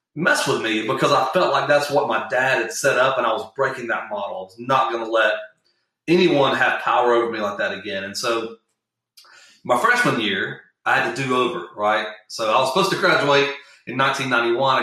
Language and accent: English; Atlanta, South Georgia, United States; we moved from South Georgia, little small town in South Georgia, to Atlanta, Georgia